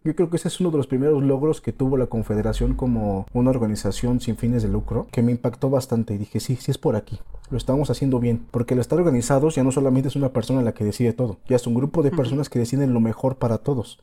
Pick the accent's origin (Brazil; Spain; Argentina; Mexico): Mexico; Aquí en mi ciudad natal